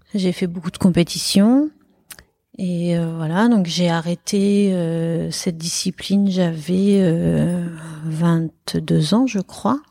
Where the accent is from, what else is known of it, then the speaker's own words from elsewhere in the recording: Paris, Île-de-France, France; moved away as an adult; now in Bordeaux, France; je suis parisienne à la base